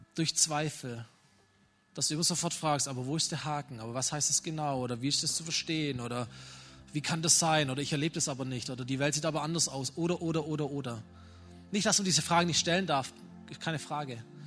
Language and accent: German; Germany; wir sind als Deutsche